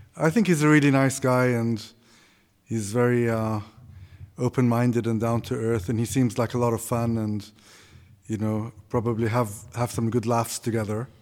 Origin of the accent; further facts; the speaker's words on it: Kuwait; moved away as an adult; also born or lived in Austin, Texas / Greece; I grew up in Kuwait